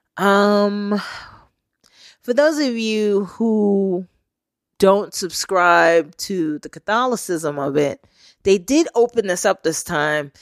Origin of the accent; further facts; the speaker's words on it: New York, United States; I was born and raised in New York, I got southern based relatives